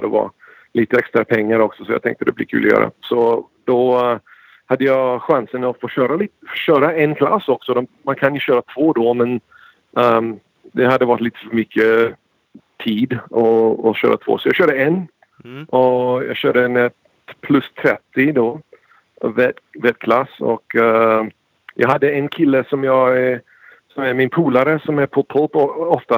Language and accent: Swedish; United States; Swedish is a second language; mamma och pappa är båda svenskar och båda kommit hit från Sverige